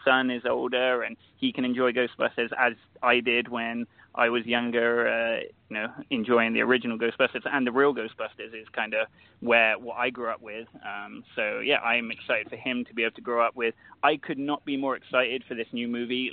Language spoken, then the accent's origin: English; England, United Kingdom; now in Canada; I'm originally from England, so I'm not Canadian, but I now live in Canada